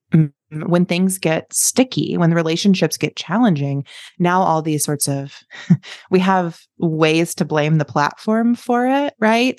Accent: East Coast, United States; moved away as an adult; also born or lived in Chicago; now in Lincoln, United States; I had grown up on the East Coast

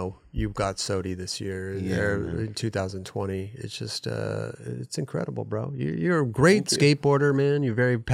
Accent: Los Angeles, California, United States; born or raised there

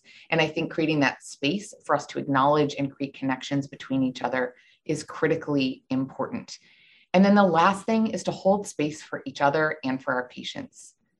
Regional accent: Buffalo, New York, United States; moved away; I'm from Buffalo originally

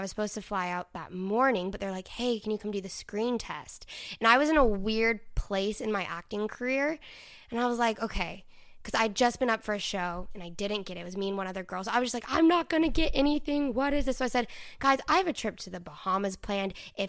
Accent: Dallas, Texas, United States; Yeah, I'm from Dallas.

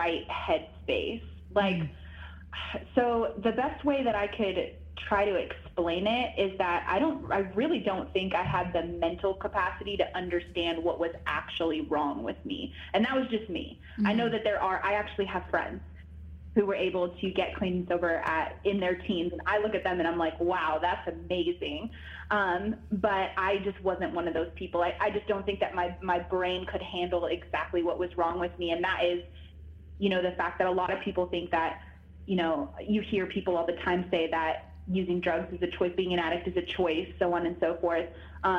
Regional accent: San Diego, California, United States; I come from San Diego, California, is where I was born and raised.

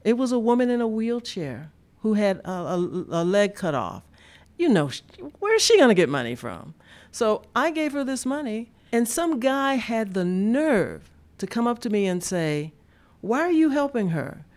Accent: Deep South, United States; I grew up in the Deep South and lived through the civil rights era of the sixties

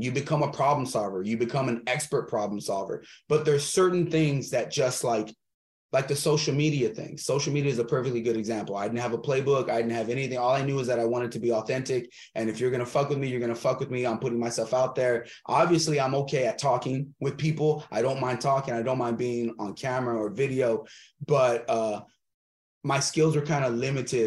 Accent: Texas, United States; open up another gym in different cities in texas maybe one in my hometown

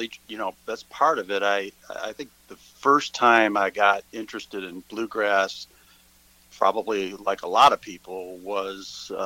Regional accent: Ohio, United States; moved away as an adult; also born or lived in Athens, Ohio / eastern Kentucky / Georgia; now in Hilton Head Island, United States; I've lived in Ohio where I grew up and went to school at Ohio University in Athens, Ohio, in Appalachia area. And then I lived in Kentucky for a good while, eastern Kentucky, and also Georgia. And now I live near the beach.

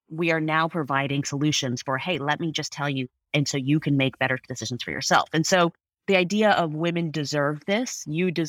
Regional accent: United States; I'm Indian American. My parent, I'm first generation American. My parents uh, immigrated here in the early '70s

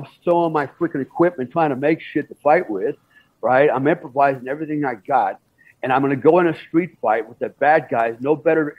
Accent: Germany; my dad was in the Army for 20 years. I grew up mostly in Germany at the bases over there.

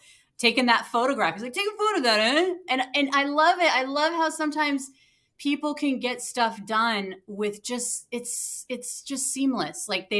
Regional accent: Ireland; I mean, I'm Irish, so I was like

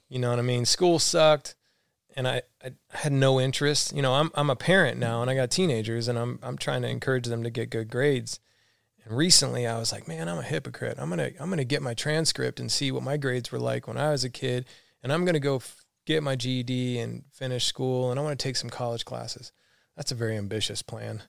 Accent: Alabama, United States; also born or lived in Florida / San Francisco; now in San Diego, United States; I grew up in Alabama

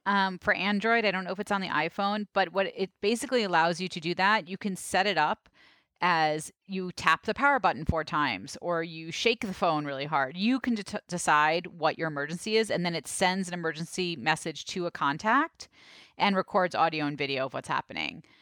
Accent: New York City, New York, United States; growing up in Brooklyn

